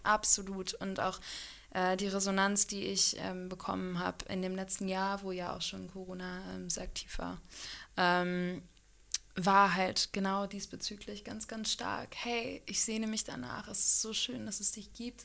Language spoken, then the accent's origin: German; Hanover, Lower Saxony, Germany; moved away as an adult; also born or lived in Freiburg / New Zealand / Australia; now in Kiel, Germany; ganz ursprünglich komme ich aus Hannover